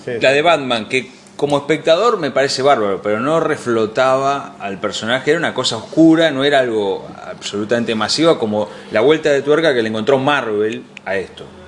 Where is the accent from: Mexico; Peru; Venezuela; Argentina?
Argentina; nosotros como argentinos